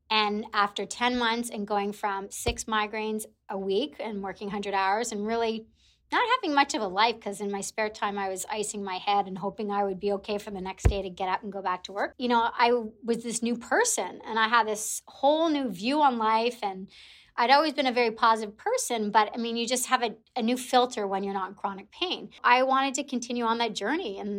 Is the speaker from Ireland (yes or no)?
no; Canada; also born or lived in Toronto; I'm Canadian, so living in Toronto